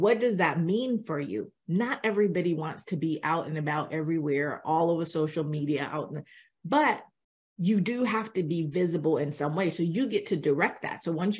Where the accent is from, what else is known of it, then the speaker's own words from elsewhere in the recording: Jamaica; So we were talking before we got on, and we're both Jamaican, and so we, you know, as Jamaicans, they tell us basically, you're going to go to school